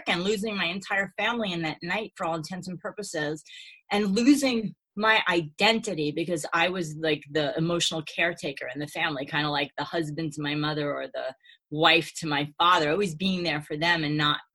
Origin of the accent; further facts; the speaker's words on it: New York City, New York, United States; So I grew up in Brooklyn with a Jewish wannabe Italian father